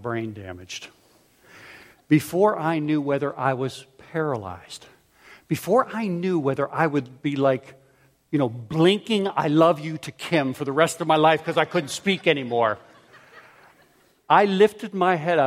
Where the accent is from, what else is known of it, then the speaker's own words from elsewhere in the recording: Pittsburgh, Pennsylvania, United States; also born or lived in Philadelphia; I grew up in Pittsburgh where curbs were round and smooth